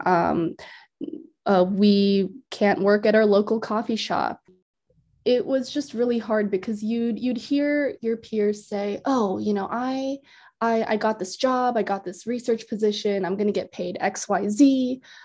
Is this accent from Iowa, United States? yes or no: yes; Iowa, United States; also born or lived in India; I've been in Iowa for most of my life